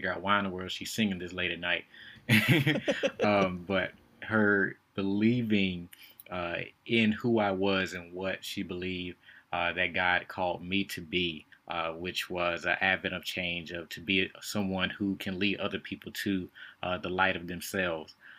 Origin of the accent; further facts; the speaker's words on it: Winston-Salem, North Carolina, United States; I lived, born and raised in Winston-Salem